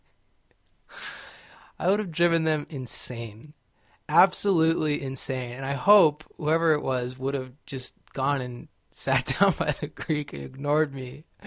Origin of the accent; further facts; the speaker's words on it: California, United States; I grew up in California